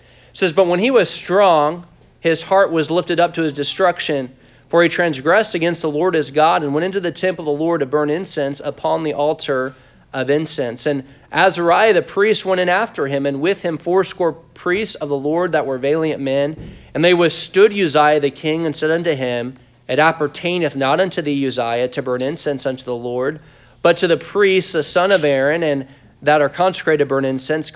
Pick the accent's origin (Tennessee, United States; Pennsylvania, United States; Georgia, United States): Tennessee, United States; we're from Tennessee, so it's like it's 8 o'clock right now for us